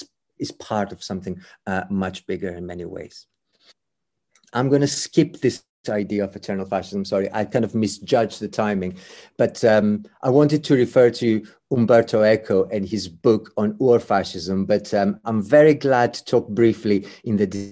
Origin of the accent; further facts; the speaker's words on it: Greece; English is a second language; It is, in my home country, religion is important to Greek fascism because it's so important as part of the national identity.